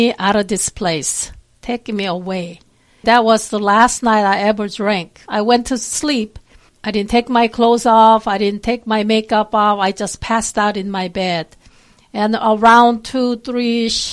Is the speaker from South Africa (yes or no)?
no; South Korea; English is a second language; now in Texas, United States; I am from South Korea. I've been here for quite a while, really, but I still have an accent